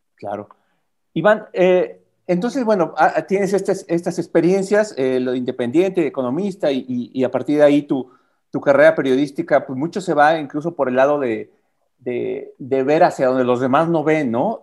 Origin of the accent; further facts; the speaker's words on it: Mexico; uno como, como mexicano, como prensa deportiva mexicano